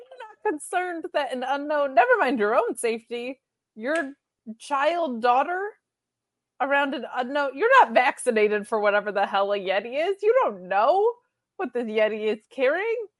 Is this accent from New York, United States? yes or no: yes; a small town in upstate New York, United States; someone that was from a small town in upstate New York